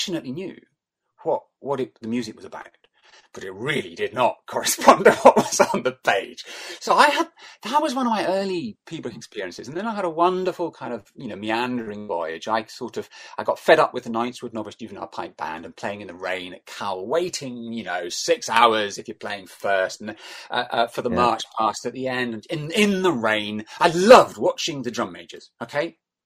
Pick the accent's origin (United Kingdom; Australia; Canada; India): United Kingdom; Glasgow, Scotland; I grew up in Glasgow